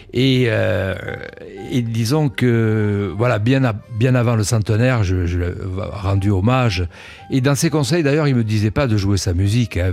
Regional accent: Cannes, Provence-Alpes-Côte d'Azur, France; moved away as an adult; also born or lived in Nice; now in Paris, France; je suis né à Cannes. Euh, mais j'ai vécu 20 ans euh, dans la région

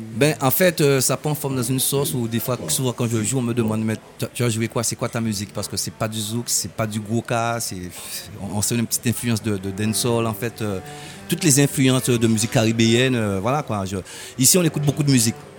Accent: Sainte-Anne, Guadeloupe; j'ai grandi à Sainte-Anne

